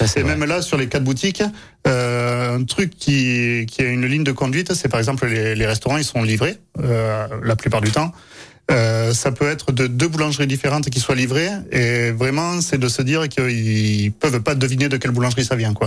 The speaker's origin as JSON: {"language": "French", "area": "Aveyron", "region": "Occitania", "country": "France", "tie": "born or raised there", "moved": "yes", "said": "je suis né dans l'Aveyron, euh, donc en race campagne"}